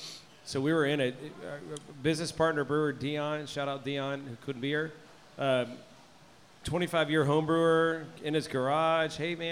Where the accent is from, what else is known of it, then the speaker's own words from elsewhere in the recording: Tomball, Texas, United States; I'm originally from Tomball